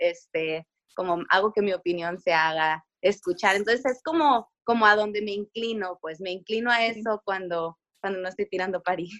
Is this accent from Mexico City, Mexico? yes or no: no; Tijuana, Baja California, Mexico; also born or lived in San Diego; Crecí la mayor parte aquí en Tijuana y luego me fui a San Diego y luego me casé, me regresé a Tijuana